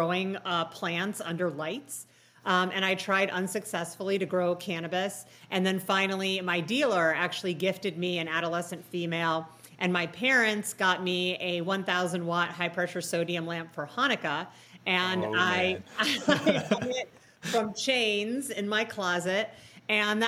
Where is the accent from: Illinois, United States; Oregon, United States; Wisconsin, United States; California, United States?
Illinois, United States; Chicago; moved away; I'm originally from Chicago